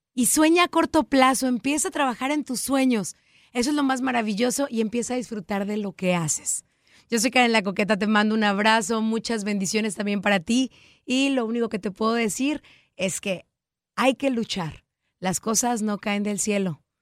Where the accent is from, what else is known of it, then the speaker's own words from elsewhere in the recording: Mexico; en México utilizamos mucho el de que andar con lobos, aullar se enseña